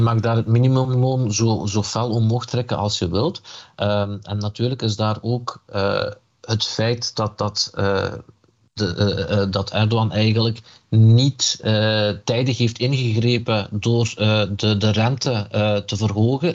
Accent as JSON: {"language": "Dutch", "area": "Limburg", "region": "Flanders", "country": "Belgium", "also_born_or_lived": "Elazığ, Turkey (parents' origin)", "said": "je kunt mij eh, eh, een, Turks-Koerdische Limburger noemen"}